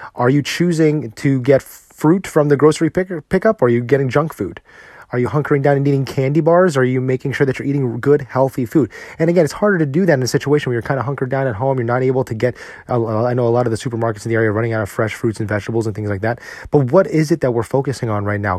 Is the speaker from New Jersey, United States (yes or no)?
yes; New Jersey, United States; now in Texas, United States; Growing up in New Jersey